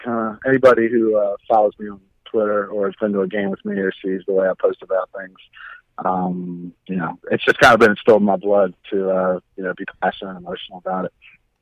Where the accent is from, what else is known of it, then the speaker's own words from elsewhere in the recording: Baltimore, Maryland, United States; I grew up in Baltimore.